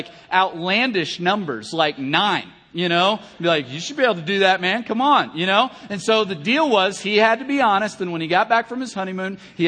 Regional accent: Kentucky, United States; I'm from Kentucky

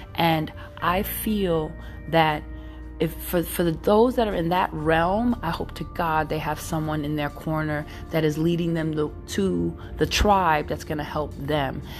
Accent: New York City, New York, United States; also born or lived in San Francisco Bay Area; now in San Francisco, United States; I'm Brooklyn all day, but I live in the Bay Area

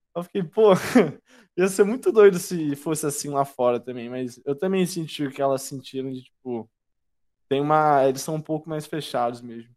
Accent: Brazil; eu sou do Brasil

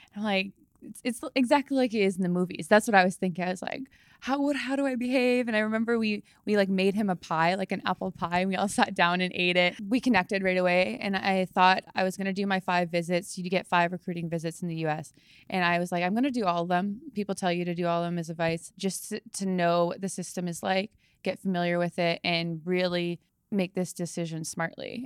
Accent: Langley, British Columbia, Canada; moved away as an adult; also born or lived in Wisconsin; I grew up in Langley, British Columbia.

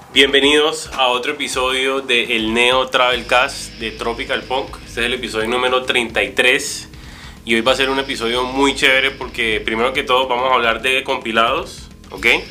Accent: Cartagena, Bolívar, Colombia; cuando estaba creciendo en Cartagena

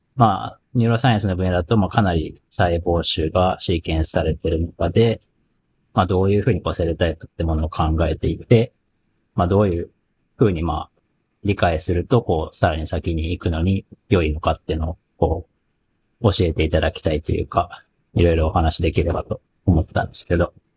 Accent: Kagoshima, Japan; 僕、鹿児島出身です。

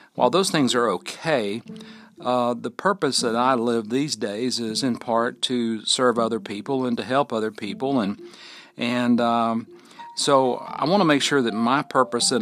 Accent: Fort Payne, Alabama, United States; living right here in my hometown of Fort Payne, Alabama, at the foot of Lookout Mountain

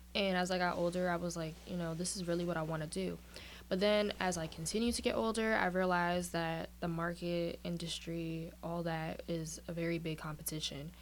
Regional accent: New York City, New York, United States; now in Virginia, United States; I was born and raised in Brooklyn, New York, but I'm currently located here in Virginia

